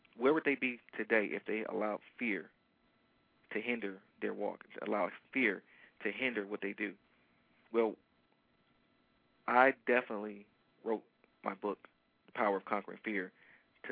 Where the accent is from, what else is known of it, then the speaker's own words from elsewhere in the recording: Detroit, Michigan, United States; I am from Detroit. And Detroiters are very loyal to their sports teams